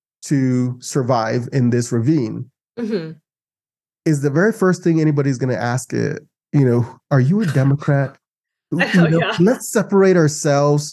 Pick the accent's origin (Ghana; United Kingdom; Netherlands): Ghana; now in United States; I grew up in Ghana, and in Ghana, at least from the time I was born till the time I was 16, I knew only one president